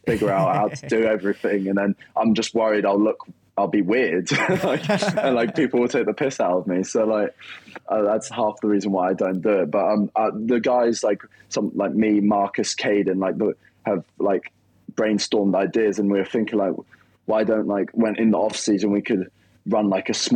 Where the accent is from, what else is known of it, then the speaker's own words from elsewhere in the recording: England, United Kingdom; also born or lived in Italy; living here since I was five and growing up with all my mates